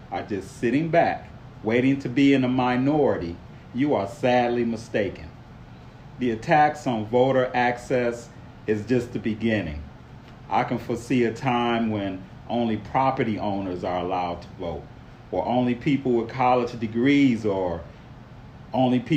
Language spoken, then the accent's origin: English; Detroit, Michigan, United States; I grew up in Detroit.